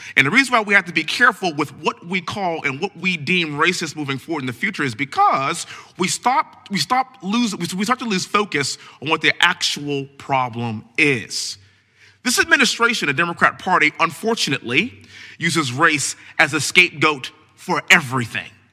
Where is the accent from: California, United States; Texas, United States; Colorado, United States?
Texas, United States; also born or lived in Houston; born and raised in Texas, living in Houston